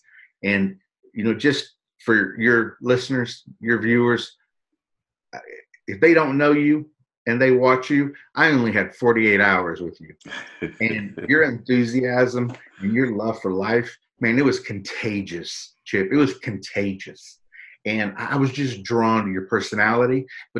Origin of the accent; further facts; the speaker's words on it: San Antonio, Texas, United States; My hometown right here.